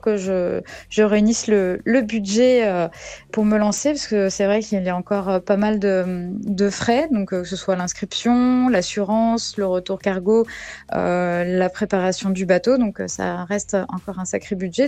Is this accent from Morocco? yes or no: no; Saint-Malo, Brittany, France; also born or lived in New Caledonia; now in Pont-Aven, France; J'ai grandi à Saint-Malo